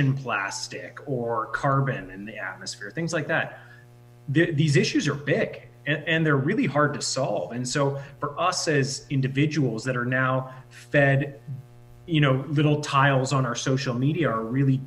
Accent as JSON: {"language": "English", "region": "Saskatchewan", "country": "Canada", "tie": "born or raised there", "said": "a really small community, which we grew up in Saskatchewan"}